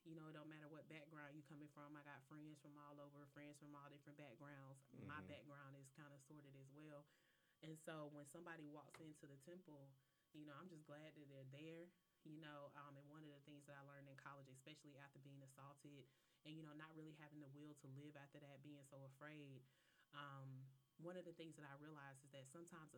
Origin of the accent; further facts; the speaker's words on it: Polk County, Florida, United States; I'm from a small town in Florida and I love it